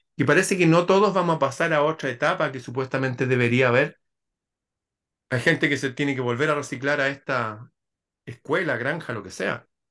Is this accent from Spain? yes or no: no; Chile; en mi país están esas construcciones, hay un lugar que se llama la Quinta Normal